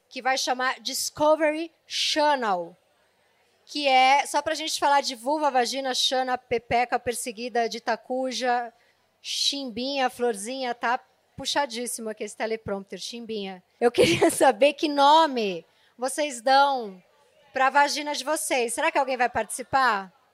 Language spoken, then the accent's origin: Portuguese; São Paulo, Brazil; Eu nasci na Zona Leste